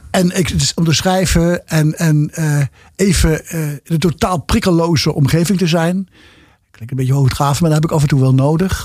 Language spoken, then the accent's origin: Dutch; Nijmegen, Gelderland, Netherlands; moved away as an adult; also born or lived in Bergen aan Zee / Arnhem; now in Amsterdam, Netherlands; Nijmegen is de stad, mijn thuisstad en mijn hart. Ik bedoel, ik ben er geboren. Ik heb er uh, eh, 25 jaar gewoond.